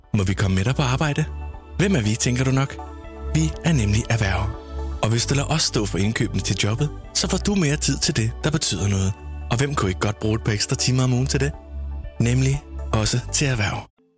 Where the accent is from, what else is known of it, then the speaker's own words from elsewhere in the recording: Viborg, Central Denmark Region, Denmark; fra min, fra min fødeby, Viborg.